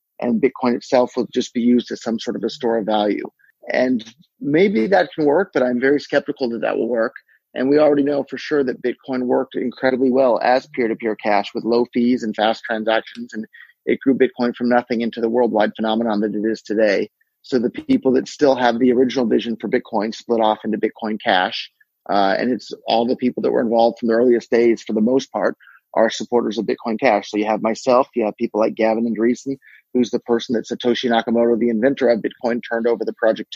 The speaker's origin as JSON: {"language": "English", "area": "Silicon Valley", "region": "California", "country": "United States", "tie": "born or raised there", "said": "I was born and raised in Silicon Valley"}